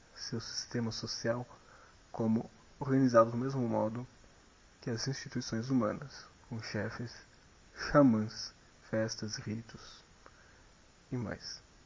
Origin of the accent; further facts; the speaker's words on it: Brazil; pela gente como brasileiros